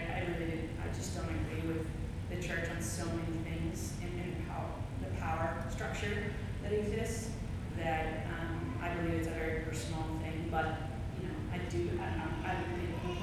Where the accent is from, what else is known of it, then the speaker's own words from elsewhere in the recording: Texas, United States; moved away; also born or lived in Chicago; I grew up in the South, in Texas, at a Methodist church